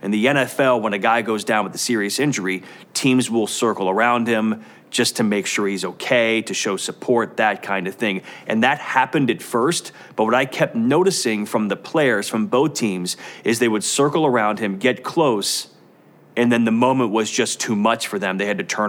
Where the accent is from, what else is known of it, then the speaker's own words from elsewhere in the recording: Cincinnati, Ohio, United States; I am from Cincinnati. This is where I grew up. This is where I was raised